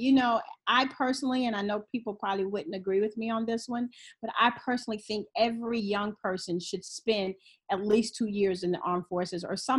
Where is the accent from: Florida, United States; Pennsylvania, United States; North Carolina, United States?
Florida, United States; Pensacola; Born and raised Pensacola. I grew up over on the west side. I'm a graduate from Washington High School. And as soon as I graduated from high school, I joined the Navy at 17.